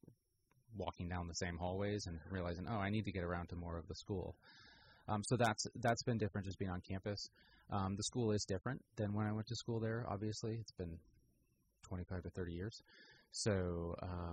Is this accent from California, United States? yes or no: yes; Petaluma, California, United States; also born or lived in Santa Barbara / Irvine; I grew up here in Petaluma